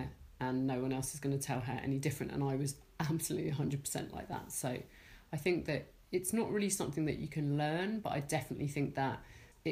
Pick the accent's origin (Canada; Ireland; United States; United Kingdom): United Kingdom; Hertfordshire, East of England; I grew up in Wellingborough City in Hertfordshire